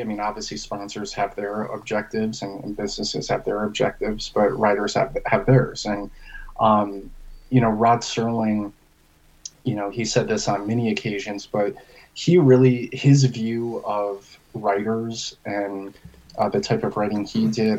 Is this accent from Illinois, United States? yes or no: no; Albany, New York, United States; moved away as an adult; also born or lived in Kentucky; now in Tempe, United States; I actually am originally from upstate New York